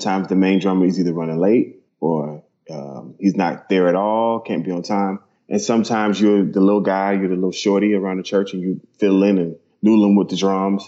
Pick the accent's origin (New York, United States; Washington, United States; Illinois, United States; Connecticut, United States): Illinois, United States; Maywood; I was born and raised in Chicago in a small town like Maywood, Illinois